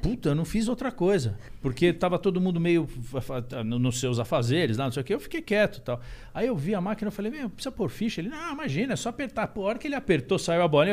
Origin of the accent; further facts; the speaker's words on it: Indaiatuba, São Paulo, Brazil; lá em Indaiatuba, que eu sou de Indaiatuba